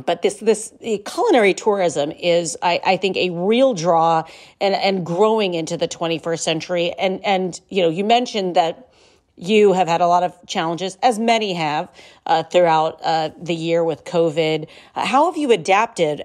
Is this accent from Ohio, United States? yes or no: yes; Ohio, United States; I'm from Ohio and I come from very close to what we refer to as, you know, Ohio wine country on, on Lake Erie's north coast.